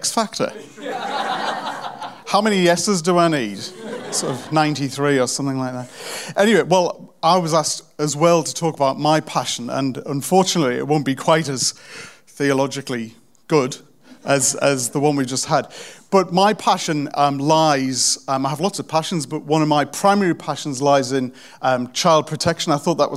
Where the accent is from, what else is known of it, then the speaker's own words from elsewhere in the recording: South Pelaw, North East England, United Kingdom; I'm from the really rough part of a really rough kind of rubbish town in the northeast of England